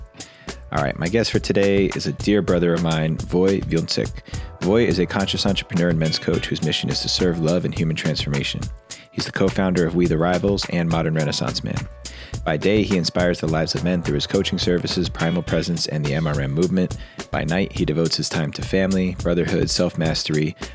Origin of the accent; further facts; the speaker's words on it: near Clifton, New Jersey, United States; accent: East Coast; moved away; live from Clifton, New Jersey, close to my hometown